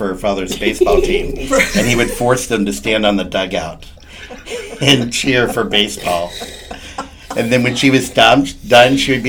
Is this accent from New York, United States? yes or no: no; Fort Myers, Florida, United States; also born or lived in Clarksville, Tennessee; I'm a Fort Myers resident of 43 years here. I was not born here, but pretty much so.